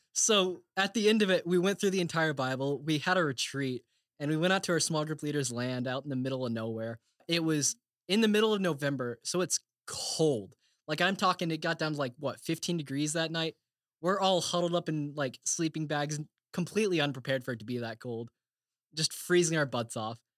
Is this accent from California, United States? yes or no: no; Bartlesville, Oklahoma, United States; moved away as an adult; now in Indiana, United States; I am from Bartlesville, Oklahoma